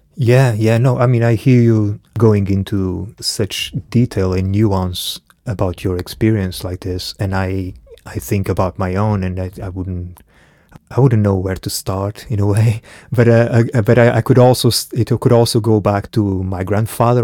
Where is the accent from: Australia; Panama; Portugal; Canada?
Portugal; also born or lived in Angola; I was born in Angola. I left when I was one, so I grew up in Portugal.